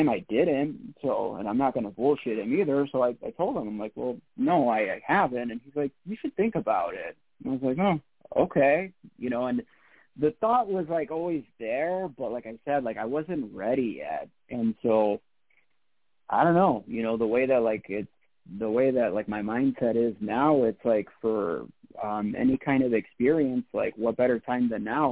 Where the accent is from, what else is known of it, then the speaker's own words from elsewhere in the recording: Chicago, Illinois, United States; in my hometown